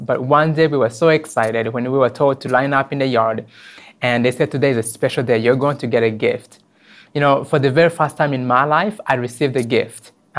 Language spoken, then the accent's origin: English; Rwanda; when I was a little boy, 7 years old, living in an orphanage in Rwanda.